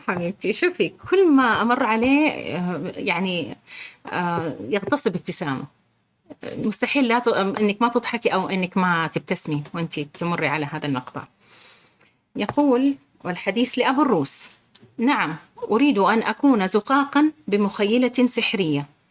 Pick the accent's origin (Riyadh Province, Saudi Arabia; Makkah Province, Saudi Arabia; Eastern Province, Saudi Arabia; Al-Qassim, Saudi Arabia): Riyadh Province, Saudi Arabia; Riyadh; انا مولوده بالرياض